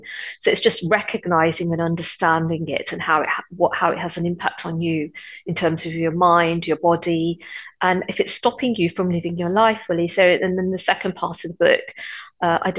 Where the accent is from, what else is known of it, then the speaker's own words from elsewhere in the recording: Coventry, West Midlands, United Kingdom; Growing up in Coventry, it was quite racist in the 70s